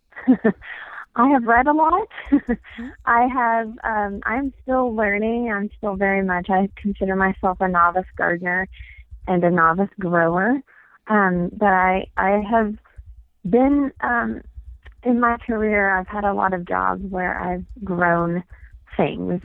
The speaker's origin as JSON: {"language": "English", "region": "East Tennessee", "country": "United States", "moved": "yes", "lives_now": "Flagstaff, United States", "said": "I am from East Tennessee"}